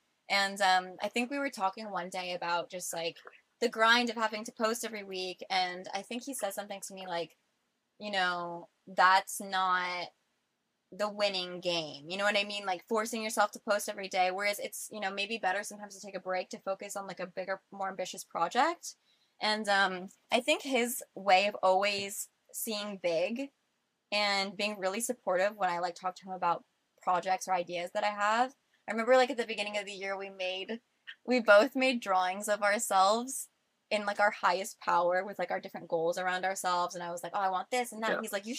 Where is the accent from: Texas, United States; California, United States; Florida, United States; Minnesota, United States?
Florida, United States; I grew up in Florida by the beach.